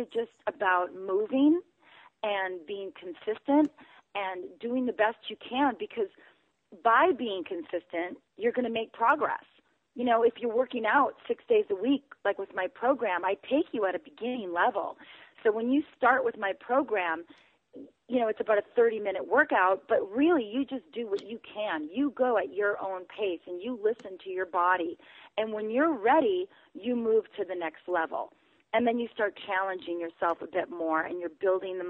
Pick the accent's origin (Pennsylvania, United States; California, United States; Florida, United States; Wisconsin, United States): Wisconsin, United States; growing up in Wisconsin